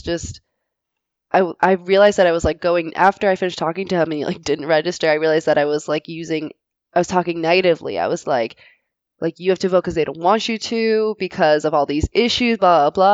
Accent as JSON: {"language": "English", "region": "Michigan", "country": "United States", "tie": "born or raised there", "also_born_or_lived": "Connecticut, United States", "said": "I was born in Connecticut, but then we moved to Michigan when I was also like 9 years old. And I was put in like the white flight community of Detroit, right outside of Detroit"}